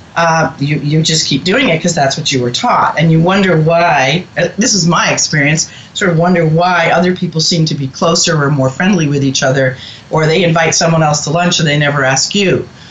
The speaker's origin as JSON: {"language": "English", "town": "Boston", "region": "Massachusetts", "country": "United States", "tie": "born or raised there", "moved": "yes", "lives_now": "Cincinnati, United States", "said": "I grew up in New England, in Boston"}